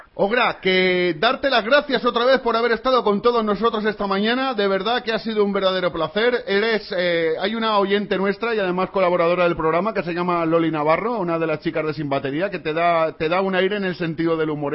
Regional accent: Valencia, Valencian Community, Spain; nosotros somos de aquí de Valencia

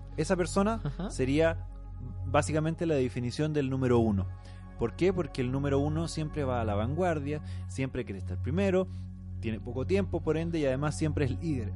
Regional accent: Atacama, Chile; born or raised there; moved away

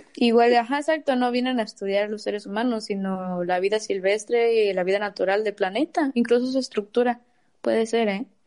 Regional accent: Mexico; yo soy de Río Viejo

